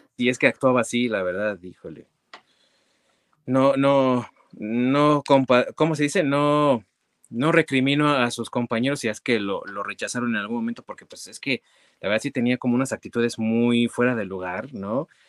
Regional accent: Mexico; nosotros como mexicanos

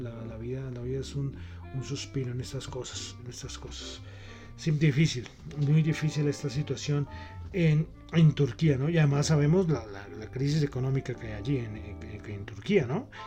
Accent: Colombia; yo soy colombiano

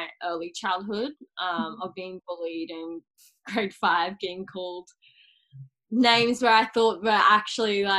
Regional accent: Cairns, Queensland, Australia; moved away as an adult; now in Sunshine Coast, Australia; I am originally from Cairns, but I now live on the Sunshine Coast.

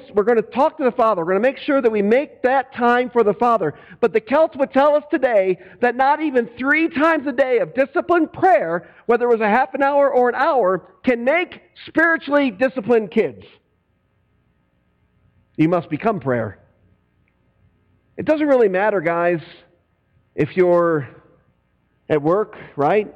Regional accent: United States; I'm an American

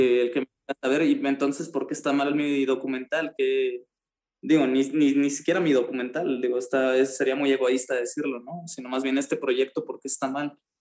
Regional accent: Mexico

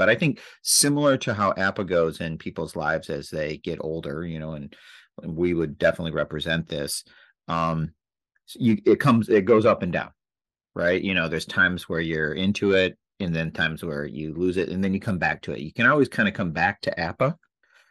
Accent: Michigan, United States; we grew up in Michigan and grew up as Tiger fans

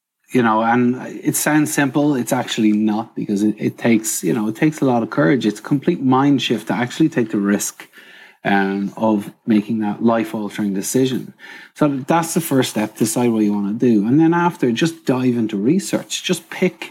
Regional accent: Trim, County Meath, Ireland; moved away; I'm from Ireland, across the water, and I grew up in a small town called Trim.

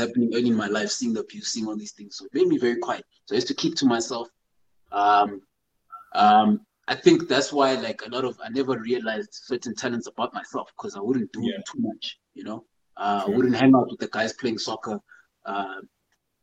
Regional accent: Johannesburg, Gauteng, South Africa; also born or lived in Zimbabwe / Eastern Cape; I was born in Zimbabwe. Came down to South Africa with my parents when I was 2 years old. So did most of my education down in Joburg

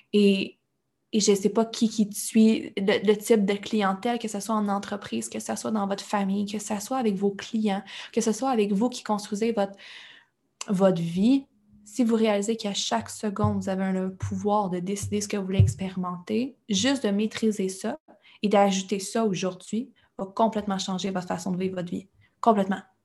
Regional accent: Quebec, Canada; je suis québécoise, oui, mais le reste, tout ce que je consomme, tout ce que je prends, tout ce que je vis, notre télévision, nos relations, tout le temps en anglais

